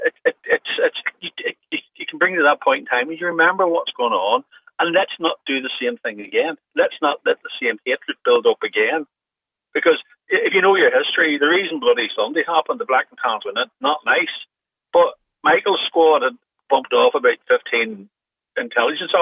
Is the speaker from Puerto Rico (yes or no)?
no; Belfast, Northern Ireland, United Kingdom; now in Ireland; As you probably hear from the accent, I'm from Northern Ireland